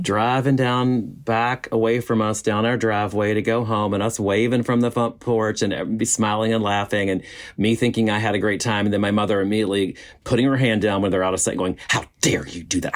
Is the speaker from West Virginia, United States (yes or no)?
yes; West Virginia, United States; moved away; I come from West Virginia